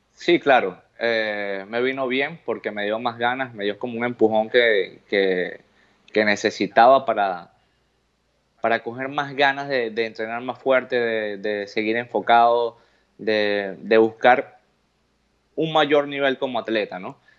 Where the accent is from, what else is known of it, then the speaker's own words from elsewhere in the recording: Venezuela; moved away; mi bandera de donde vengo, del país de donde soy